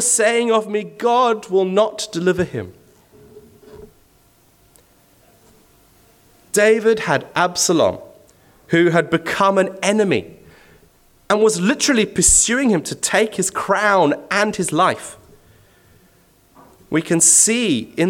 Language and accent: English; Zimbabwe; moved away; I'm originally from Zimbabwe